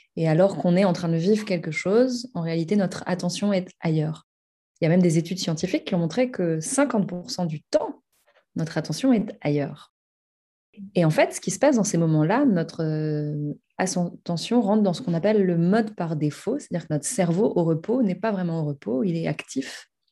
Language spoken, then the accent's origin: French; Paris, Île-de-France, France; j'habite et j'ai grandi à Paris